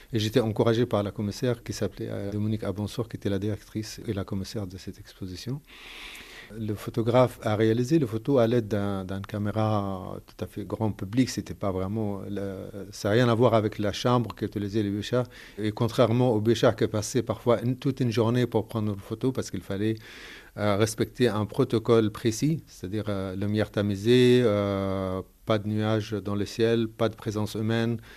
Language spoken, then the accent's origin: French; Gaza, Gaza Strip, Palestine; moved away; Je suis palestinien de Gaza